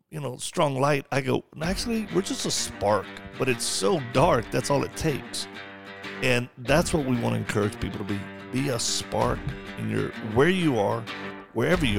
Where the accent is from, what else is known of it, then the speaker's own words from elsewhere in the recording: the South, United States; I'm from the South.